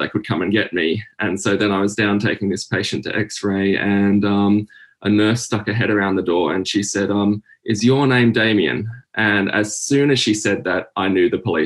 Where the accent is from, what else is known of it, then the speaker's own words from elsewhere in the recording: Sydney, New South Wales, Australia; moved away as an adult; now in Newcastle, Australia; I'm from Sydney, Australia. I currently live in Newcastle